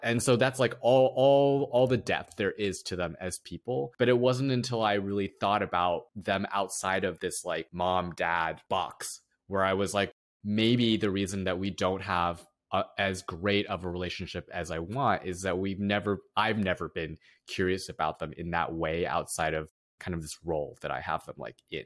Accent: United States; growing up as a first generation Asian American

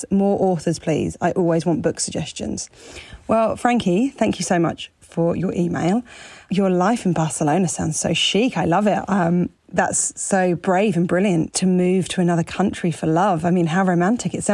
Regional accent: Mountain Lakes, New Jersey, United States; Yes, I grew up in New Jersey.

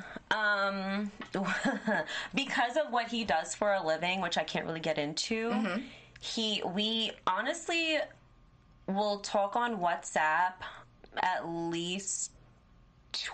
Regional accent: Jamaica; moved away; I'm Jamaican, and my boyfriend is in Jamaica as well

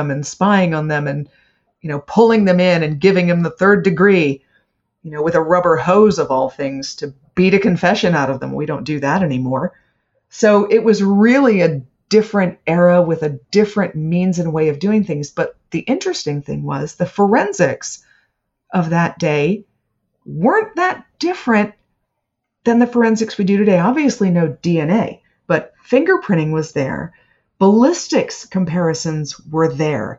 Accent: Bethesda, Maryland, United States; I grew up in Bethesda. That was my hometown.

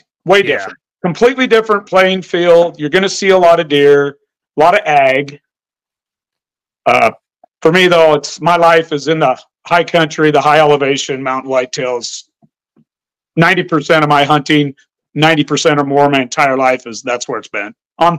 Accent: Montana, United States; also born or lived in Idaho / Washington; And I call my home state to me is Western Montana, Northern Idaho, Eastern Washington. To me, that's my state.

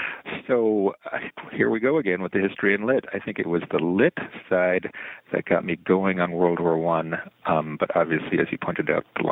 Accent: New York, United States; Sure. Well, I grew up on Long Island. I'm a child of the 50s, kind of the Leave It to Beaver era

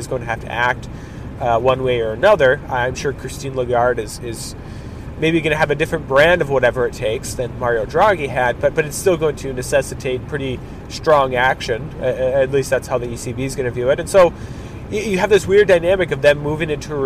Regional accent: Minnesota, United States; my home state, Minnesota

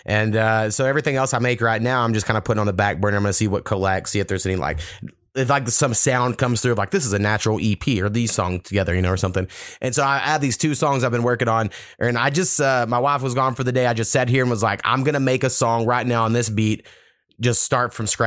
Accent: Oklahoma, United States; also born or lived in Texas; growing up in Oklahoma and Texas

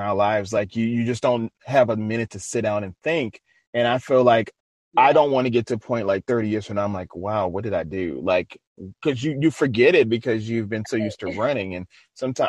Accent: New Orleans, Louisiana, United States; I'm from Louisiana, so you know I know about eating. So, and I'm originally from New Orleans

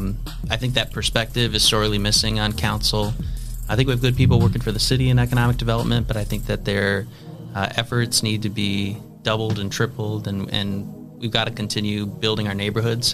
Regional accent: Maumee, Ohio, United States; also born or lived in Toledo, Ohio / Cleveland, Ohio; I was born at St. V's. I grew up in Maumee.

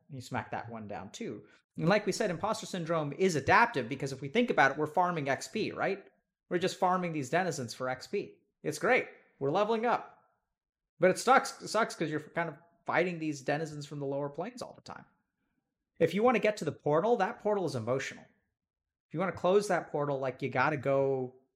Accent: East Texas, United States; I grew up in East Texas

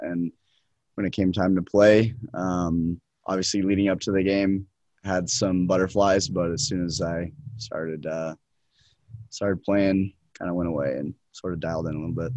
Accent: Salt Lake City, Utah, United States; also born or lived in Pittsburgh, Pennsylvania; now in Provo, United States; I'm from Salt Lake City, Utah.

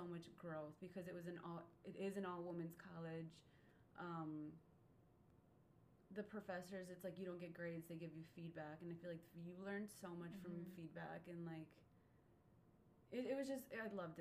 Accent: Muskego, Wisconsin, United States; I grew up in Muskego, Wisconsin

